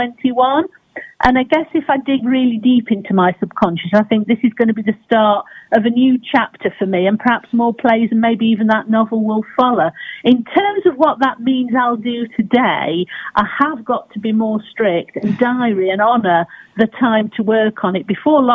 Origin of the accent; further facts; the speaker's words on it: Burton-on-Trent, West Midlands, United Kingdom; this amazing woman who lived in my hometown, Burton-on-Trent